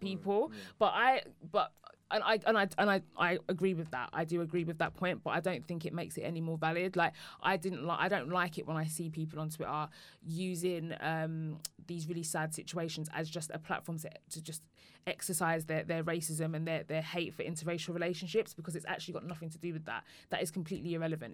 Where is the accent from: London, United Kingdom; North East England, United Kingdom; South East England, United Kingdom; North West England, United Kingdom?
London, United Kingdom; Woodford; I come from Woodford in Essex, which is a predominantly white area